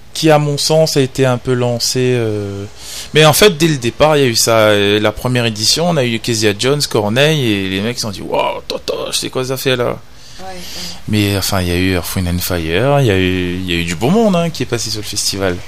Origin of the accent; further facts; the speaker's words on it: Réunion; on est des Réunionnais, on est français, on est dans l'océan Indien